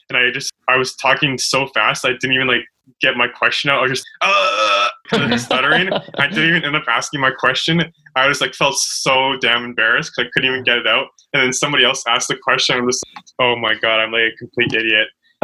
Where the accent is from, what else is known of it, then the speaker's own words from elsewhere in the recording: Vancouver, British Columbia, Canada; I grew up in Vancouver